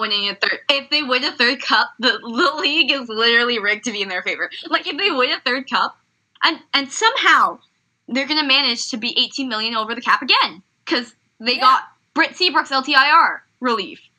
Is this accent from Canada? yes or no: yes; Canada; me being Canadian